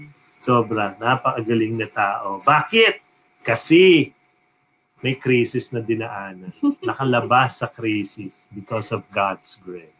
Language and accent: Tagalog; New York, United States; I grew up in New York